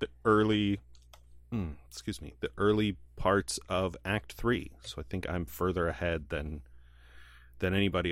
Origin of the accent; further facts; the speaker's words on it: United States; as a American white man